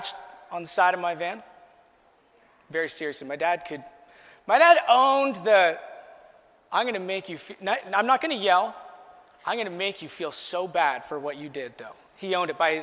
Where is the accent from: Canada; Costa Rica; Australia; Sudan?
Canada; Chatham-Kent, Ontario; my hometown of Chatham, Kent.